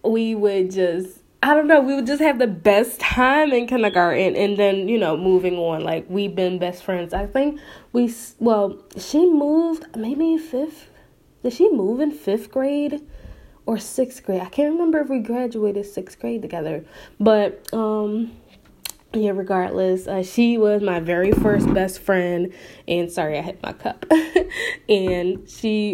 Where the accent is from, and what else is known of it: Philadelphia, Pennsylvania, United States; born or raised there